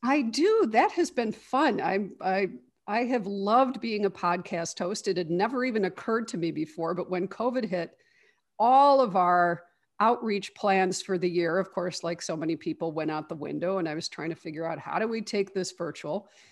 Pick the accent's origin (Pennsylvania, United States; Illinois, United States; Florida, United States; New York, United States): Illinois, United States; Chicago; I grew up here in Chicago. I've lived in the Chicago area my whole life